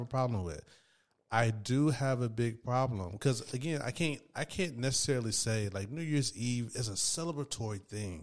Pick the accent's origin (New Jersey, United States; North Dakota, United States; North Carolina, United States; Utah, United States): North Carolina, United States; Raleigh; also born or lived in Durham, North Carolina; I'm from Raleigh, North Carolina